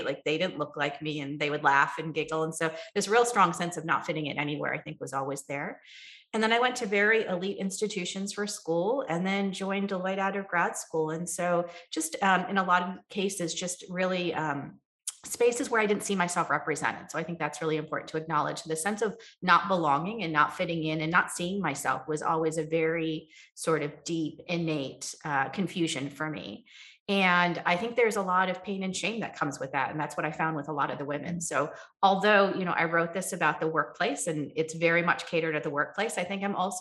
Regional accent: New Jersey, United States; also born or lived in Ohio; I grew up in New Jersey

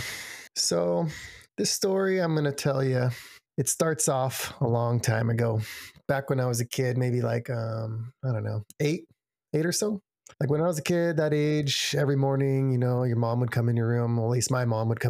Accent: San Diego, California, United States; I grew up in San Diego

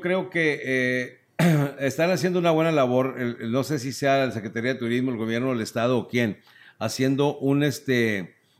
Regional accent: Torreón, Coahuila, Mexico; Yo soy de Torreón, pero desde niño fuimos siempre de vacaciones a Mazatlán

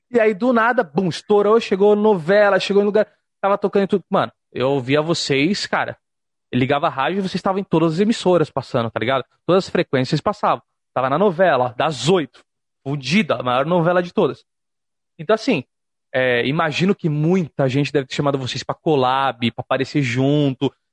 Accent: Santos, São Paulo, Brazil; na minha cidade, sou de Santos

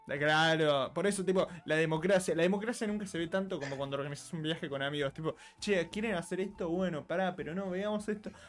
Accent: Argentina; yo muchos años fui seguido a San Bernardo, eh, la típica de los abuelos que tienen casa en la costa

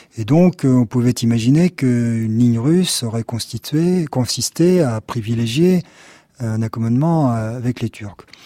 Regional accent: France; nous sommes français.

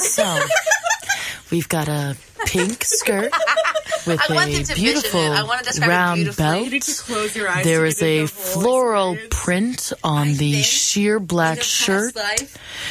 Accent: Midwest, United States; accent: Midwest; my Midwest little accent

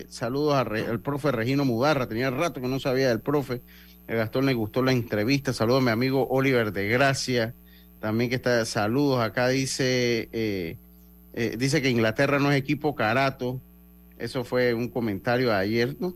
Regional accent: Los Santos, Panama; Yo soy de Los Santos.

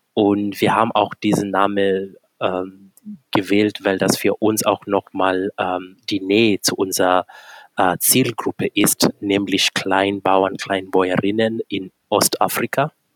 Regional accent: Kenya; moved away as an adult; now in Germany; Ich komme gebürtig aus Kenia und lebe seit äh, mittlerweile gut elf Jahren hier in Deutschland.

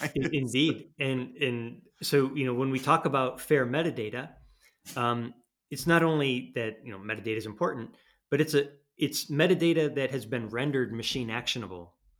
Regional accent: United States; now in Europe; I'm an American

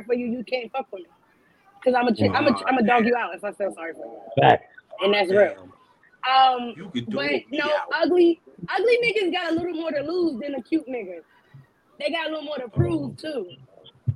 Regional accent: New York City, New York, United States; I'm from Brooklyn

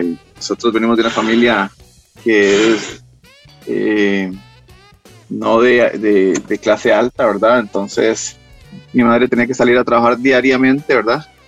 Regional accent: Costa Rica; nosotros en Costa Rica

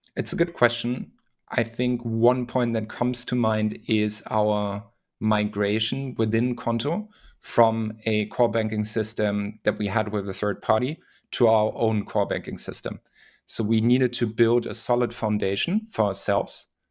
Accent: Hamburg, Germany; now in Berlin, Germany; I'm originally from Germany, uh, from Hamburg. I'm based in Berlin

